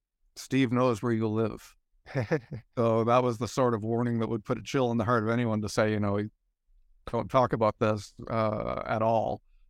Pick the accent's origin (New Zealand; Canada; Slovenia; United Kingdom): Canada; New Brunswick; And I come from Eastern Canada, a province called New Brunswick, shares a border with Maine.